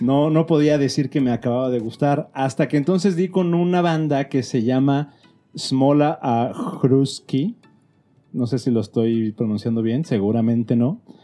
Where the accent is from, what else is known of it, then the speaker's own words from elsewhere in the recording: León, Guanajuato, Mexico; moved away; yo vivía en León, esto haber sido como en el 87.